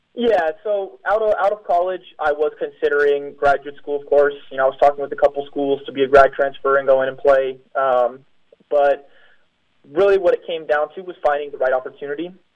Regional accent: United States; moved away as an adult; now in Poland; I am the American

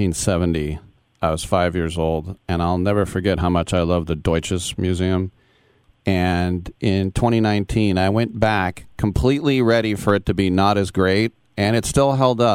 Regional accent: Manchester, North West England, United Kingdom; But sometimes like, I'm from Manchester.

